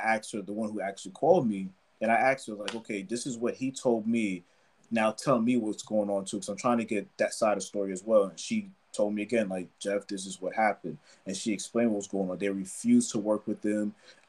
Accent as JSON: {"language": "English", "country": "Nigeria", "said": "especially because I'm Nigerian, especially because I'm Black"}